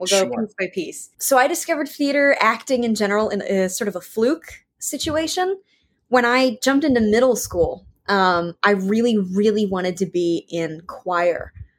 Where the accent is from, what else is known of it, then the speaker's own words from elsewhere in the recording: Richmond, Virginia, United States; I'm from Richmond, Virginia. Born, raised, been here forever. Probably will stay here for a long time.